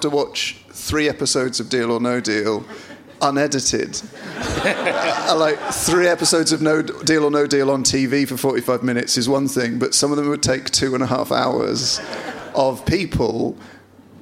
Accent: Bristol, South West England, United Kingdom; I was born in Southmead Hospital

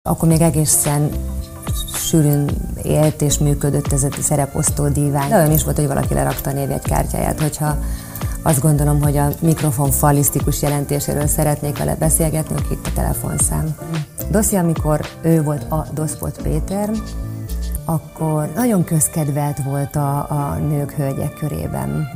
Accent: Celldömölk, Vas, Hungary; moved away; én nagyon vidéki lány vagyok, Celdömökről jöttem, kisváros

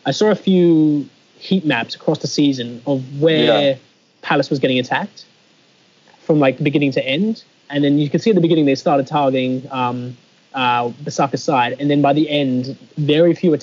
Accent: Australia; born or raised there

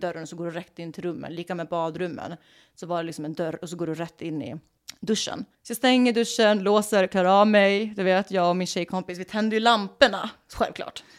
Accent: Sweden; moved away as an adult; now in Los Angeles, United States; jag är ju fan svensk. Jag brukar ju bo i Sverige

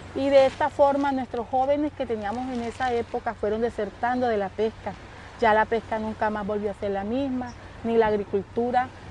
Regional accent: Don Jaca, Magdalena, Colombia; soy nativa de Don Jaca, 50 años viviendo aquí en esta hermosa comunidad

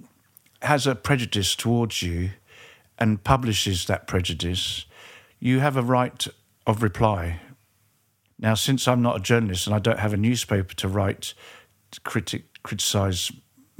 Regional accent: England, United Kingdom; I was very fortunate where I grew up in England

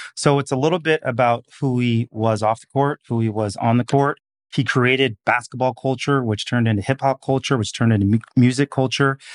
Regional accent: Seattle, Washington, United States; moved away; also born or lived in Portland / New York; I'm a kid from the Pacific Northwest, so grew up in Seattle

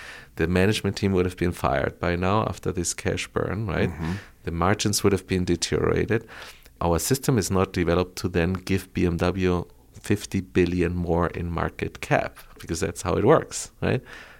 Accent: Bogotá, Colombia; moved away; also born or lived in Frankfurt, Germany; I grew up in Colombia, yeah. I was born and raised in Colombia.

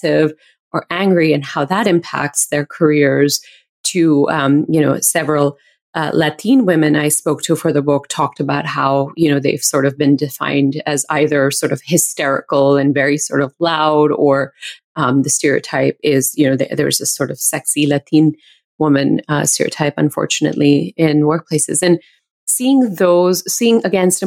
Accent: India; now in United States; being an Indian woman

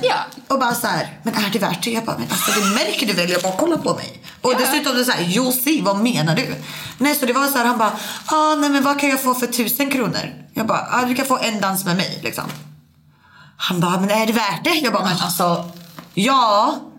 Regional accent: Sweden; also born or lived in Norway; jag var svensk

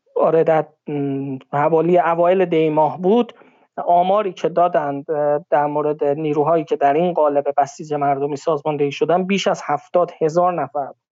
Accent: Iran; بنده به عنوان یک ایرانی

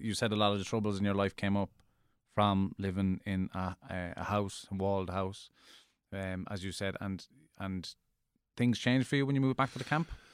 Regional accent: Cork, Munster, Ireland; I grew up in Cork

